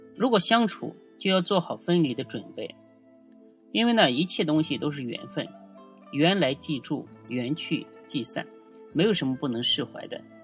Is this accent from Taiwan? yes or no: no; China; 我们中国人的思维